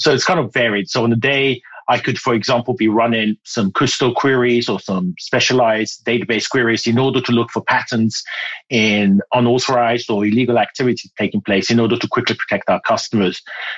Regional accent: Ghana; accent: British; moved away; also born or lived in United Kingdom; So I was born in Ghana in West Africa and spent my youth there and later on went to the UK where I learned that I had to have elocution lessons to speak like the Queen. And so I had lessons and my accent became British.

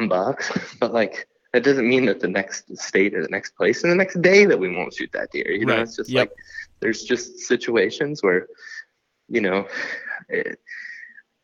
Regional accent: Western Ohio, United States; moved away; I grew up in Ohio, Western Ohio

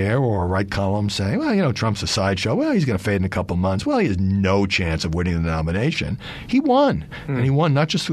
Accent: New York City, New York, United States; now in Washington, D.C., United States; I'm from Brooklyn

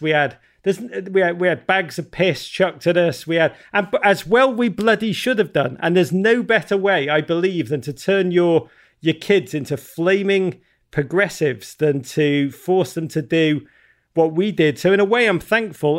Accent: Liverpool, North West England, United Kingdom; now in United States; I grew up in Liverpool, England at a dark time in, uh, the North's history, nineteen eighties, the great city of Liverpool, magical place.

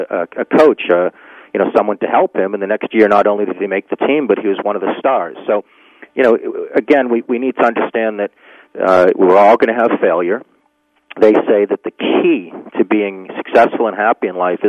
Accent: Needham, Massachusetts, United States; my hometown, Needham, Massachusetts, where I grew up

